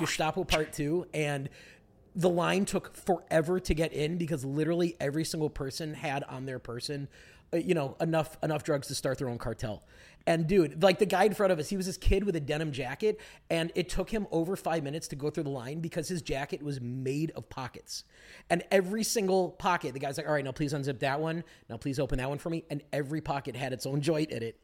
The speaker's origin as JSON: {"language": "English", "town": "Glenview", "region": "Illinois", "country": "United States", "tie": "born or raised there", "moved": "yes", "lives_now": "Los Angeles, United States", "said": "She works in Glenview, where I'm from in Chicago"}